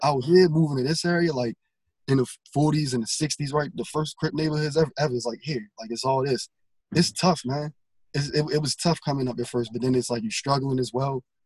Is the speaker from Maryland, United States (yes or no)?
yes; Baltimore, Maryland, United States; I'm from Baltimore